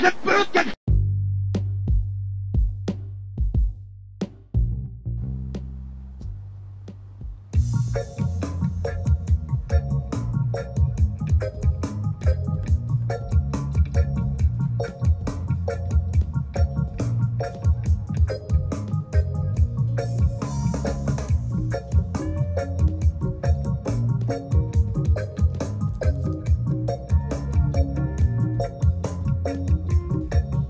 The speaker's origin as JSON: {"language": "English", "town": "San Diego", "region": "California", "country": "United States", "said": "I'm a stoner from San Diego"}